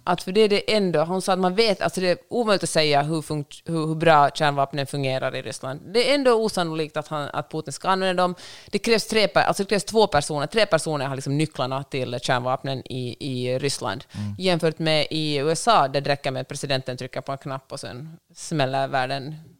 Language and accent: Swedish; Finland; Jag är finlandssvensk.